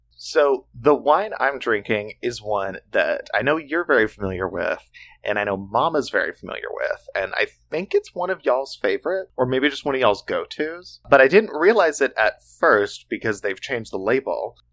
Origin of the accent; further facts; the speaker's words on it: Oklahoma, United States; We grew up in Oklahoma